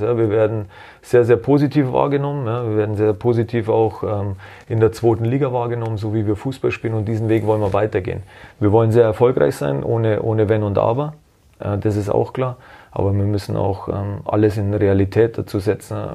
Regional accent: Germany; bei uns in Deutschland

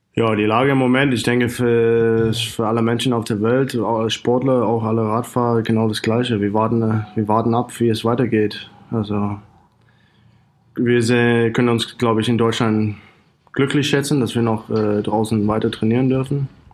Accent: Australia; German is a second language; moved away as an adult; also born or lived in Cottbus / Freiburg / Saarland; In Australien, wo ich wohne

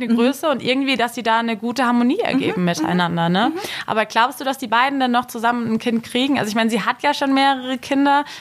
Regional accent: Germany; bei uns in Deutschland, weil wir Deutschen haben

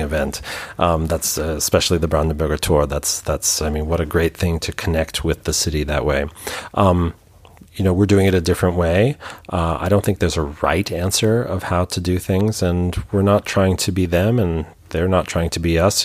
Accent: New York, United States; born or raised there; now in Hamburg, Germany

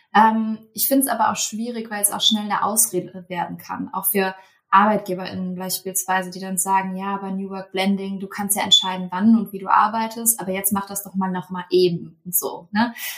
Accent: Cologne, North Rhine-Westphalia, Germany; moved away; in meiner alten Heimat.

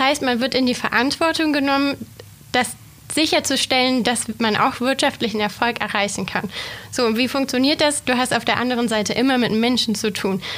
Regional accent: Reutlingen, Baden-Württemberg, Germany; moved away as an adult; also born or lived in Tübingen / Göttingen; now in Braunschweig, Germany; Ich komme gebürtig gar nicht hier aus der Region, sondern ich bin Schwäbin. Ich komme ursprünglich aus Reutlingen

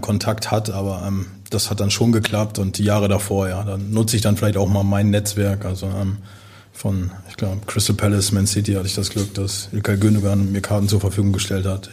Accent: Osnabrück, Lower Saxony, Germany; moved away as an adult; also born or lived in Georgsmarienhütte / Lübeck / Aalen; now in Hamburg, Germany; Osnabrück ist meine Heimat. Aber mein Zuhause ist Hamburg

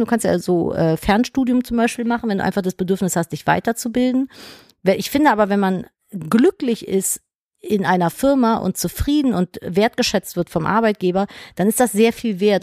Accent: Cologne, North Rhine-Westphalia, Germany; ich bin ja geboren in Köln, ich kann es ja nicht oft genug erzählen. Wenn du gebürtiger Kölner bist, ist es so schwer, dich aus Köln wegzukriegen

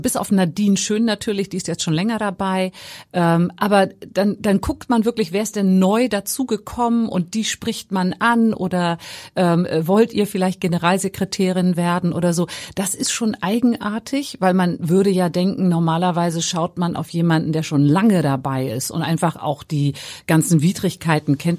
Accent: Hamburg, Germany; als Hamburgerin

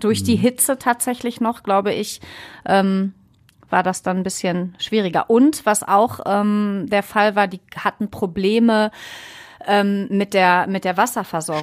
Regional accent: Ruhr area, North Rhine-Westphalia, Germany; also born or lived in Essen; hier bei uns im Ruhrpott

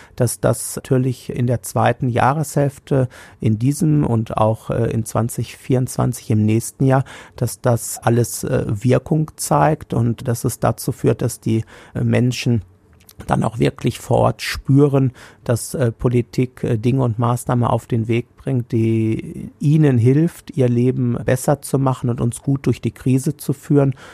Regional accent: Hagen, North Rhine-Westphalia, Germany; hier in meiner Heimatstadt Hagen

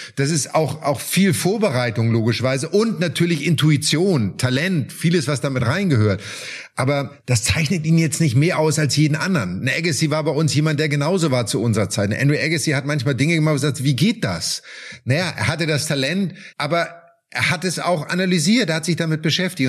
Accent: Germany; wir sind natürlich in Deutschland damit groß geworden

